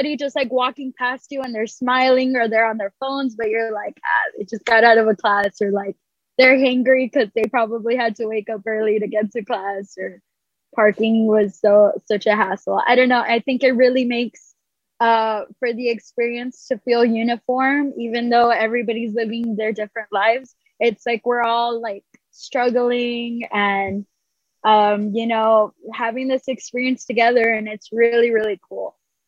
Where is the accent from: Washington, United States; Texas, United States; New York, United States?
Texas, United States; Edinburg; I actually went to school in Brownsville, and I'm from Edinburgh, so I would make the drive over every week.